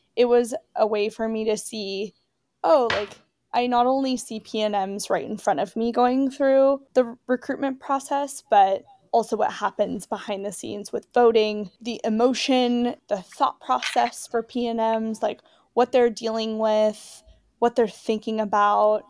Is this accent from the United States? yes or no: yes; San Francisco Bay Area, California, United States; moved away as an adult; also born or lived in Alabama; I'm from California, I'm from the San Francisco Bay Area